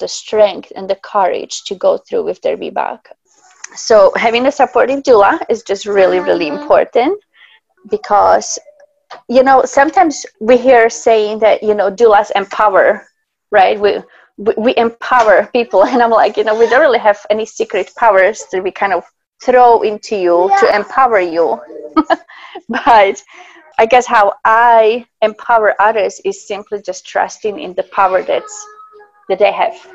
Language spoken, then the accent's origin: English; Slovakia; now in Alaska, United States; I'm actually from Slovakia originally